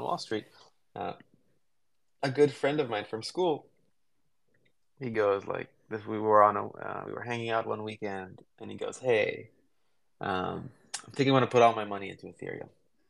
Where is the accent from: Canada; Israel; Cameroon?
Israel; Jerusalem, Jerusalem District; moved away as an adult; also born or lived in Berkeley, California; now in United States; I grew up in Israel, where it does definitely have like a high tech culture, but I grew up in a shitty neighborhood in a small part of Jerusalem